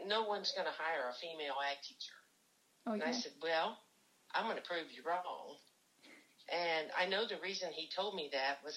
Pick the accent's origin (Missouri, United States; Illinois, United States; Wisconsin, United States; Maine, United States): Missouri, United States; Jamesport; I was born and raised in Jamesport on a on a working farm.